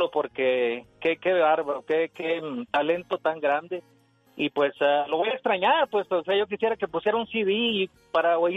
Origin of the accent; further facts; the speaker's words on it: El Salvador; yo soy Salvatrucha.